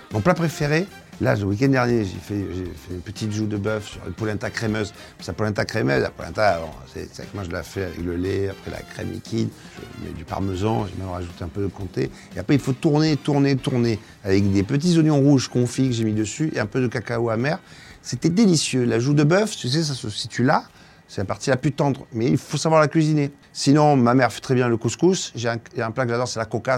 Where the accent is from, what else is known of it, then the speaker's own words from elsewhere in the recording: Marseille, Provence-Alpes-Côte d'Azur, France; Je viens de Marseille, la plus belle ville du monde